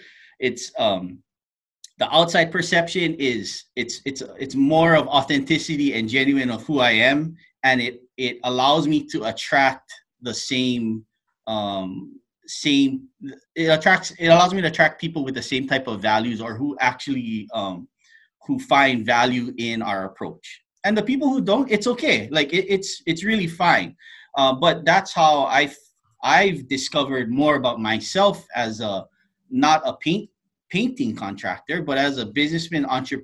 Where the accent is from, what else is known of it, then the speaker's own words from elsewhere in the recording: Hawaii, United States; now in Seattle, United States; I'm originally from Hawaii, and the island is a small place.